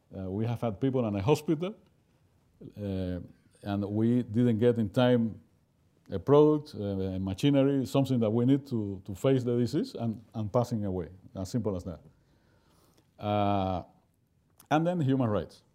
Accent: Cuba; I'm from Cuba

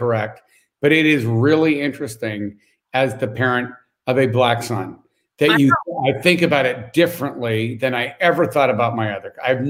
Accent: New York City, New York, United States; I grew up in New York City, right?

